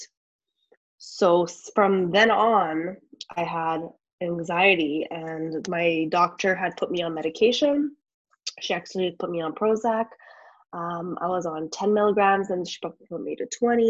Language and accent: English; Canada; also born or lived in Montreal; I live in Montreal. I'm from Canada.